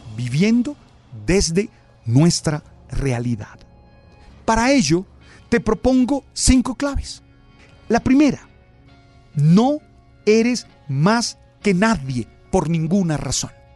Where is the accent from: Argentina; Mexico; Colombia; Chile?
Colombia; Santa Marta, Magdalena; soy de Santa Marta, que soy caribe